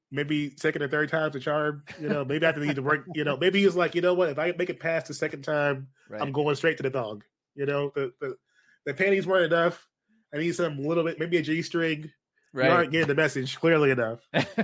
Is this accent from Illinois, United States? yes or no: yes; Chicago, Illinois, United States; You know, as a Chicagoan, but also a Mizzou grad, I've spent time in the age and area of Missouri